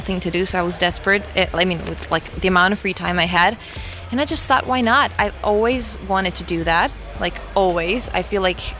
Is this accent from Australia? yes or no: no; Croatia; us Croatians